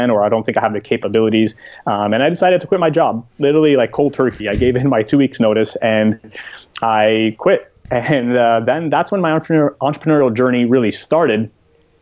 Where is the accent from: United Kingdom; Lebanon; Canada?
Canada; Montreal, Quebec; moved away as an adult; I am from Montreal, Canada, but these days you can find me pretty much a little bit everywhere.